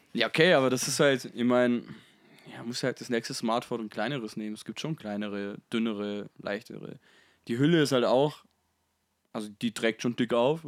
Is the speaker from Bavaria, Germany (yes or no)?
yes; Bavaria, Germany; ich bin selber Bayer